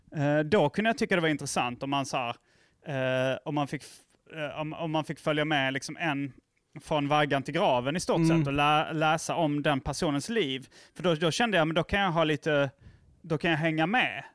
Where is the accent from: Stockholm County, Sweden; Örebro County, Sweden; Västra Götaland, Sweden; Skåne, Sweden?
Skåne, Sweden; Lund; moved away; also born or lived in Hjärup / Malmö; Jag, jag växte upp i, i Lund och Hjärup och lite Malmö